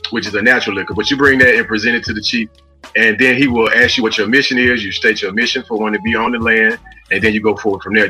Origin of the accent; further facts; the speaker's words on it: Los Angeles, California, United States; also born or lived in Memphis, Tennessee; I was born in Memphis, raised in Los Angeles, California.